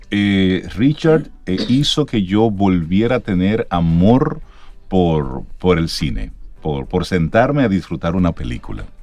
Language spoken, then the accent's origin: Spanish; Dominican Republic; Me da vergüenza decir que soy dominicano.